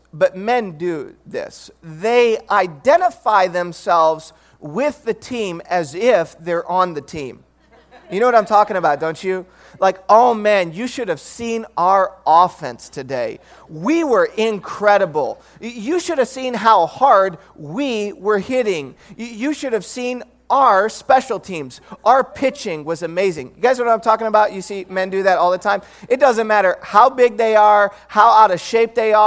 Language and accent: English; Detroit, Michigan, United States; now in Bay Area, United States; I grew up in Detroit, Michigan